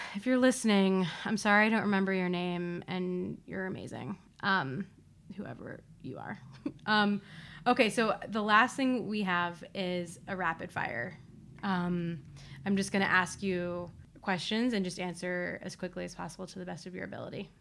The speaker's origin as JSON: {"language": "English", "region": "Ohio", "country": "United States", "said": "I'm also from Ohio"}